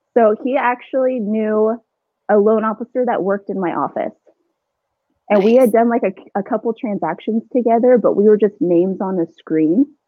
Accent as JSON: {"language": "English", "town": "Chandler", "region": "Arizona", "country": "United States", "tie": "born or raised there", "also_born_or_lived": "Gilbert, Arizona", "said": "I'm an Arizona native. I grew up in Chandler, Gilbert"}